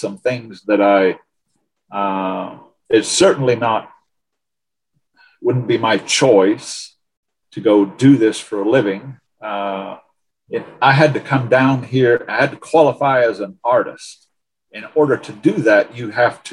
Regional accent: Canada; also born or lived in Coalinga, California; now in United States; We, being Canadian, we of course would like to become citizens

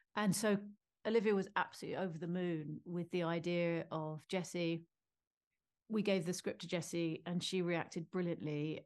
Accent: United Kingdom; as a Brit

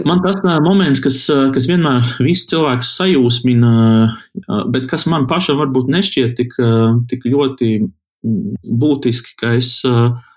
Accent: Kuldīga, Kurzeme, Latvia; esmu kuldīdznieks

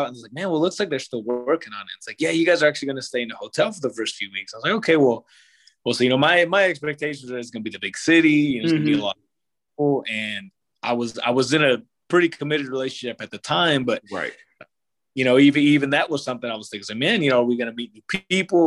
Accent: Ringwood, Oklahoma, United States; moved away as an adult; also born or lived in Edmond, Oklahoma; I grew up in Ringwood.

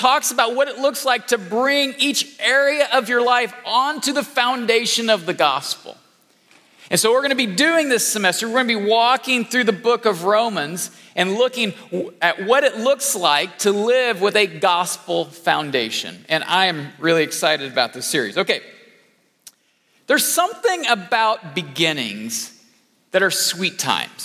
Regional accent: Illinois, United States; I grew up in Illinois, the great state of Illinois.

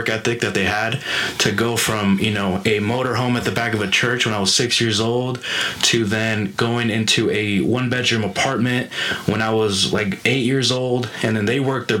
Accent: Phoenix, Arizona, United States; I grew up here in Phoenix

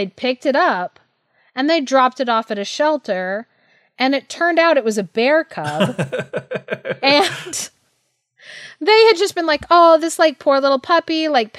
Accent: Thailand; I was like, oh yeah, like I grew up in Thailand.

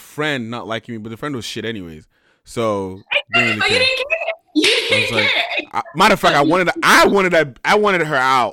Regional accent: Sacramento, California, United States; my friends that I grew up with in Sacramento

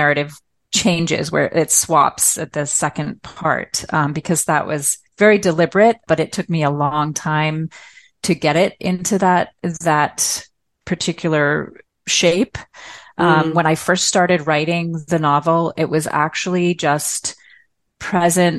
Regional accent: Newton, Massachusetts, United States; born or raised there; moved away as an adult; also born or lived in Malawi / Myanmar

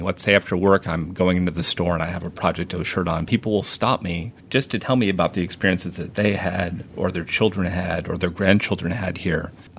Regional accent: Schuylerville area near Saratoga Springs, New York, United States; moved away; I grew up on the Hudson River, a little further north, up near Saratoga Springs in a town called Safquins Falls.

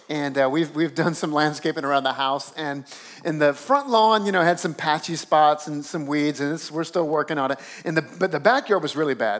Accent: South Louisiana, United States; moved away as an adult; now in Northeast, United States; I grew up down south in South Louisiana where you don't have to do much to make the grass grow

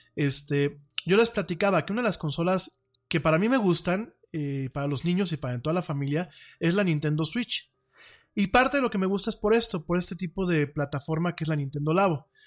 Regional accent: Mexico; orgullosamente soy mexicano, aquí vivo y aquí me pienso morir

